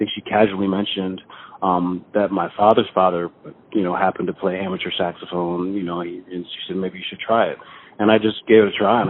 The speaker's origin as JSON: {"language": "English", "town": "New Haven", "region": "Connecticut", "country": "United States", "tie": "born or raised there", "also_born_or_lived": "London, United Kingdom", "said": "I mean, I was born in London, and I left there when I was about six, and I traveled with my mother, of course, and we traveled around a lot of places and finally settled in Connecticut when I was about 11."}